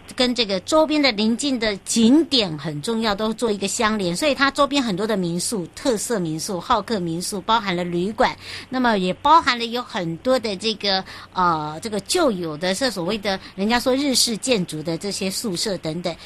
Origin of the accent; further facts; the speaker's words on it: Hualien County, Taiwan; 回到我的故乡，也就是花莲咯